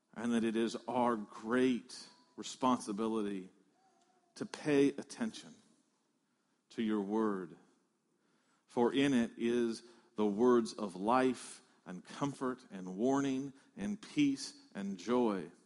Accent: Midwest, United States; moved away; I came from the Midwest where there are a lot of chicken farms

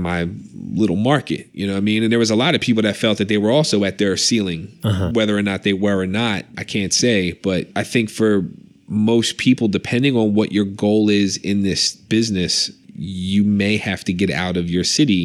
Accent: Philadelphia, Pennsylvania, United States; born or raised there; moved away as an adult

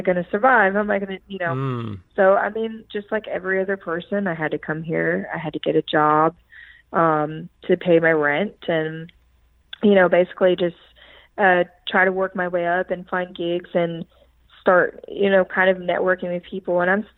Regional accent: Philadelphia, Pennsylvania, United States; definitely not the people that you're going to meet somewhere like Philadelphia. Of course, I love my hometown

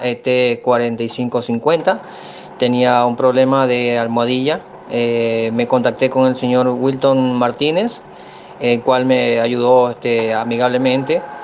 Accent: Ecuador; soy de Ecuador

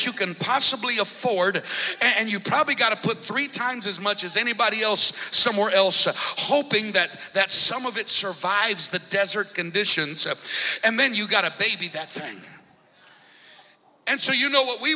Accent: Colorado, United States; moved away as an adult; now in Florida, United States; When we moved to Florida, a little over 9 years ago, I grew up in Colorado

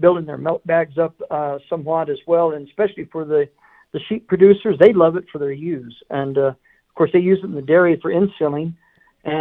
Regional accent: Bootheel of New Mexico, United States; moved away; I was raised in the Boot Hill of New Mexico, right on the frontera on the Mexican border

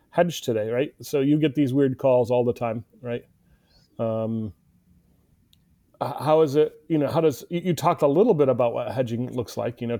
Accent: India; I'm Indian, right? So don't go to gold.

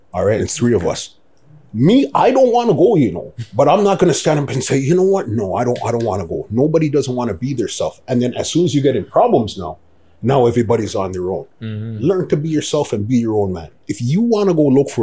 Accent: Toronto, Ontario, Canada; also born or lived in Scarborough / East York; originally from Scarborough, well, East York. Mm. First, we was born downtown Toronto. We lived Blake Street until I was 12. Mm. And then we went to Scarborough when I was, 12, 13. And from been in Scarborough forever.

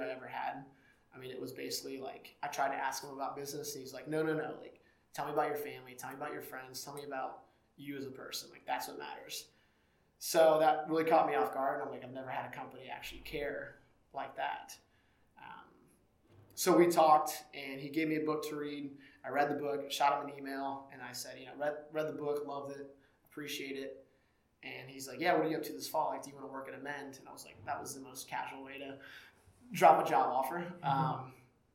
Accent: Cedarville, Ohio, United States; I grew up in Cedarville, Ohio. I grew up on a farm in the middle of nowhere, about 1 hour 10 north of Cincinnati

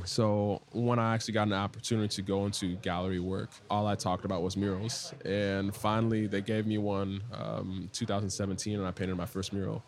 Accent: Ghana; now in Washington, D.C., United States; I am a Ghanaian born, uh, DC based artist

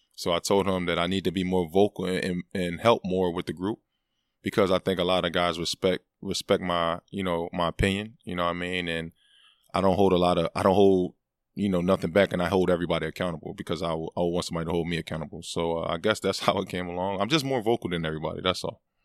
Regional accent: Philadelphia, Pennsylvania, United States; being from that city

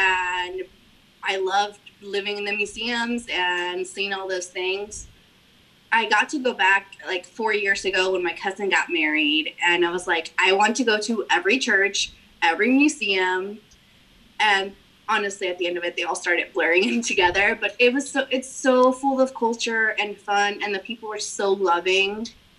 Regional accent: McAllen, Texas, United States; born there; I was born in McAllen. By accident, because my mom decided she was going to take one last trip to visit her family in Corpus Christi. Well, she was still living in Mexico with my dad.

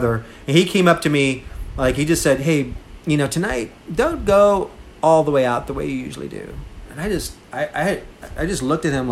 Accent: Seguin, Texas, United States; also born or lived in Austin, Texas; I'm from Seguin, Texas. I went my first year of college to there in my hometown.

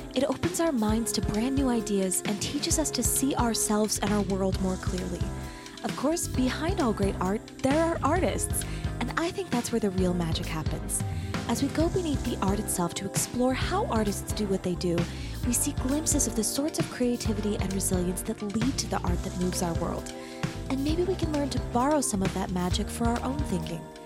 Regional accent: Arizona, United States; I grew up in Arizona

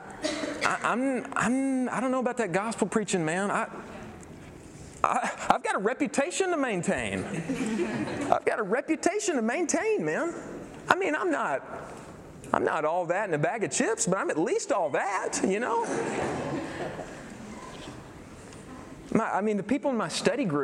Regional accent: Irving, Texas, United States

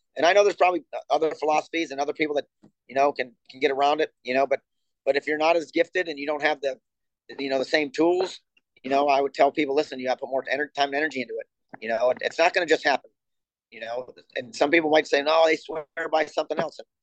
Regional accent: Buffalo, New York, United States; also born or lived in Ohio / Rio de Janeiro; now in Norman, United States; I'm originally from Buffalo, New York

